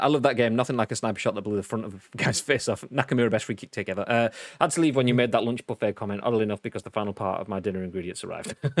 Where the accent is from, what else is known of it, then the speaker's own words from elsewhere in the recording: Huddersfield, Yorkshire and the Humber, United Kingdom; I'm from Huddersfield